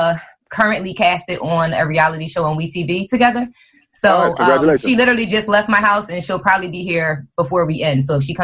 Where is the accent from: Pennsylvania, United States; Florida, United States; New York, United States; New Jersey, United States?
Pennsylvania, United States; Philadelphia; I'm actually from Philly.